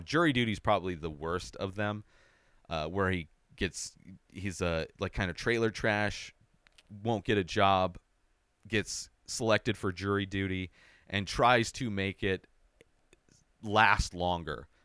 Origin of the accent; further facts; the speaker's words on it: Southern California, United States; I grew up in Southern California